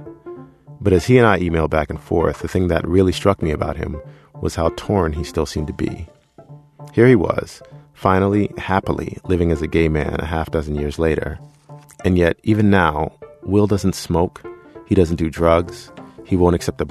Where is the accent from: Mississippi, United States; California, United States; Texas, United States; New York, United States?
New York, United States; New York City; I grew up in Queens